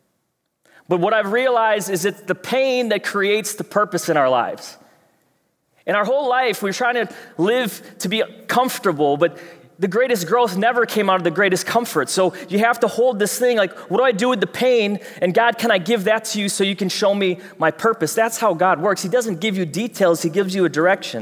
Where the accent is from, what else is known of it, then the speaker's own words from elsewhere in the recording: Fridley, Minnesota, United States; I know you can't tell with my accent, but I'm from Fridley.